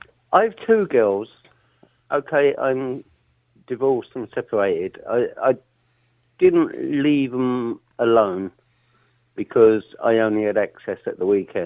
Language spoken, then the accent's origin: English; London, United Kingdom; now in Ireland; I wasn't actually brought up in Ireland. I was brought up in South London.